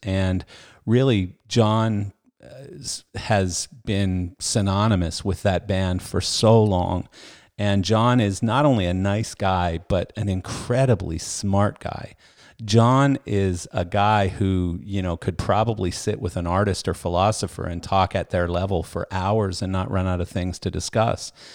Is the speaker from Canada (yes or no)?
yes; Canada; I was a bass player growing up in Canada.